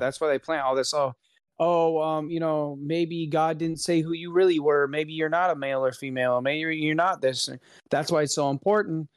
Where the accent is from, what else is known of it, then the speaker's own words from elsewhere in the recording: Florida, United States; we are both from Florida.